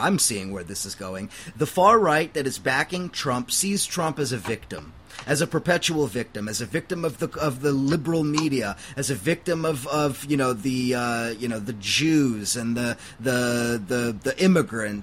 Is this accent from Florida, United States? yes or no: no; Huntington Beach, California, United States; my own hometown in Huntington Beach, California